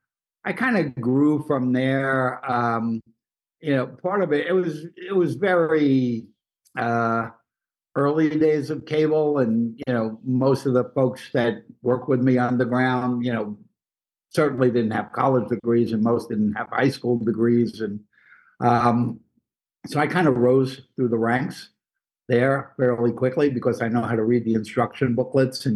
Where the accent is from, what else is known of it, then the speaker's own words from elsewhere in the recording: New York City, New York, United States; I grew up in Brooklyn, family, you know, basically immigrant stock